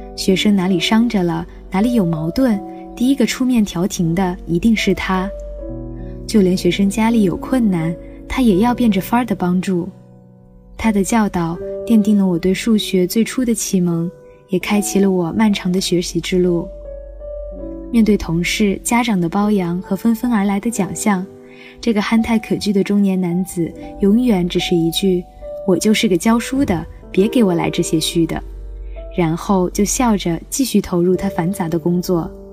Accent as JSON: {"language": "Chinese", "town": "Mianyang", "region": "Sichuan", "country": "China", "moved": "as an adult", "lives_now": "Nanjing, China", "said": "来自四川绵阳，现在我在南京大学，距离我的家乡一千三百六十公里"}